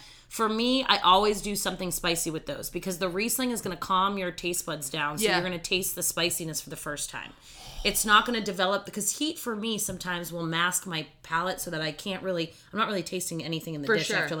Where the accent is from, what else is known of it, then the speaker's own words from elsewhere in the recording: Austria; born there; And then the other idea is that I was born in Austria.